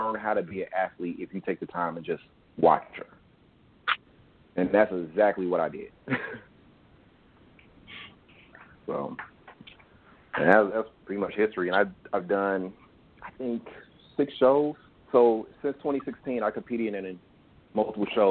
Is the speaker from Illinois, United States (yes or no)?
yes; Chicago, Illinois, United States; moved away; I'm from Chicago, by the way. So all my family is in Chicago.